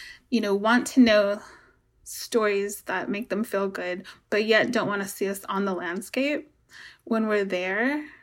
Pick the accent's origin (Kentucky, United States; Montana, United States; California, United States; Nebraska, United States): California, United States; Noyo River Indian Community; I am Northern Pomo from Noyo River Indian Community, Sherwood Valley Rancheria, Hopland, Chanel, and Fort McDermott Paiute Shoshone tribes